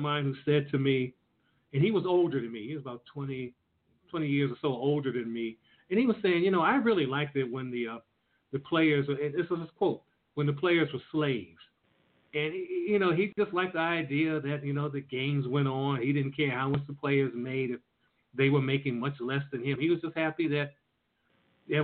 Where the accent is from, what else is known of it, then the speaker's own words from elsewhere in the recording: Washington, District of Columbia, United States; I was from Washington, D.C.